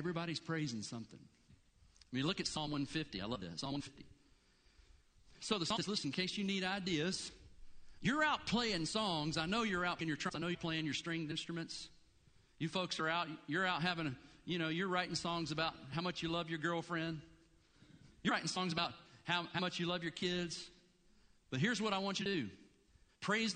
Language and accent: English; Blue Ridge Mountains, United States; now in Gainesville, United States; I grew up in the Blue Ridge.